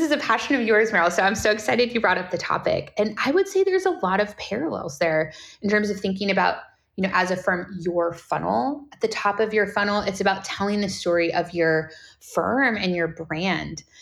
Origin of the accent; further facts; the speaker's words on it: California, United States; I'm born and raised in California, so Californian by heart